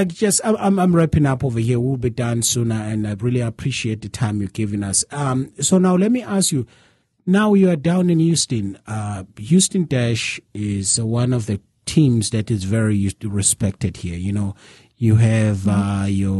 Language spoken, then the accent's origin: English; Nongoma, KwaZulu-Natal, South Africa; moved away as an adult; now in United States; I'm from Nongoma, right? South Africa, rural area